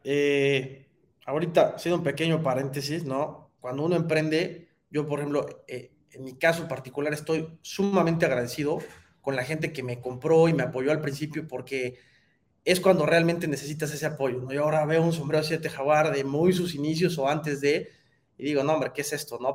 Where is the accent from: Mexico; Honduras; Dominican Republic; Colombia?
Mexico; como mexicanos